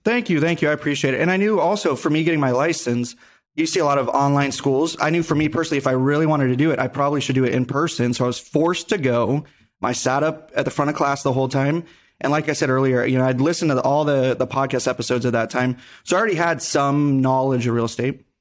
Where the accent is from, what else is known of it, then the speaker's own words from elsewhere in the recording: Henderson, Nevada, United States; born and raised in Vegas, more specifically Henderson